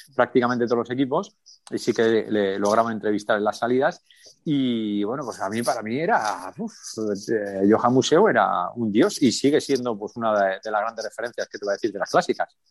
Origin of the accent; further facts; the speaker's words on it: Alsasua, Navarre, Spain; En mi pueblo, en Alsasua